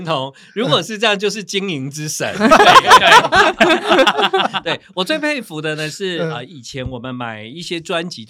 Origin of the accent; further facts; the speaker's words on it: Taiwan; 对我们台湾人来说呢，是非常在我们生活里面的一个发行了。